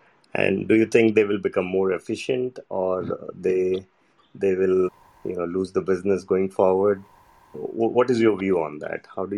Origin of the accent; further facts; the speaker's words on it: India; I am from India. I'm a banker in India.